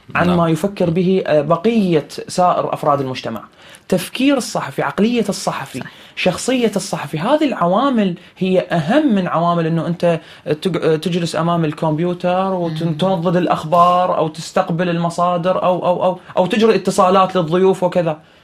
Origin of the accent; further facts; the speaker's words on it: Iraq; عندنا بالعراق